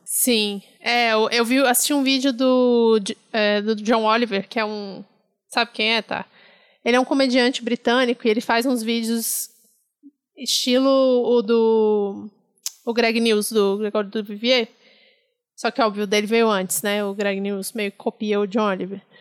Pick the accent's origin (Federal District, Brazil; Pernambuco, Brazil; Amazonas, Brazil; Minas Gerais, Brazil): Federal District, Brazil; Brasília; moved away as an adult; now in São Paulo, Brazil; como eu cresci em Brasília, apesar de ter nascido em São Paulo, eu cresci em Brasília